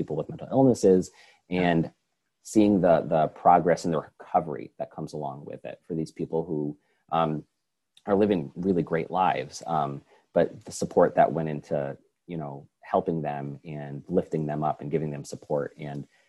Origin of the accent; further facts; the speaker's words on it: Schenectady, New York, United States; moved away as an adult; also born or lived in Oregon / Pittsburgh; I was born and raised in Schenectady